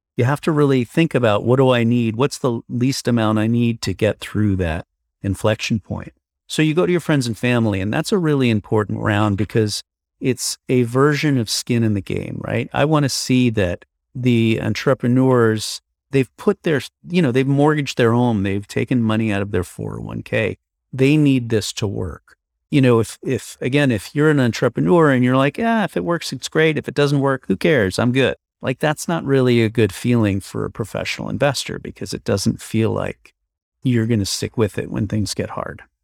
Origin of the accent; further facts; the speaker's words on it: New York, United States; moved away as an adult; now in San Francisco, United States; originally I'm from New York, but now I live in San Francisco. I've been here for now 20 years